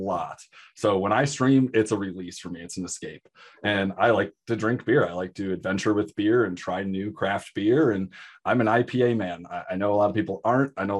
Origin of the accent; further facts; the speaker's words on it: Michigan, United States; moved away; I'm from Michigan. I got him when I still lived in Michigan.